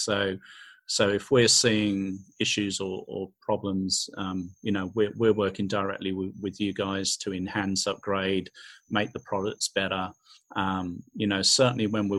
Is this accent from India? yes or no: no; Australia; we're Australian, right? We don't even speak the same kind of English